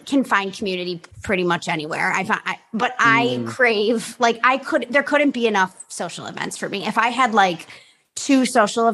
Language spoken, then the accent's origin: English; Chicago, Illinois, United States; also born or lived in California; now in Florida, United States; I grew up in Chicago. There was a lot of gray days. I had a wonderful childhood in the suburbs of Chicago